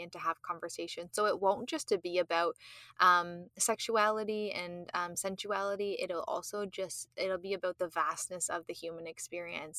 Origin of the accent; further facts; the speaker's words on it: Canada; I'm Canadian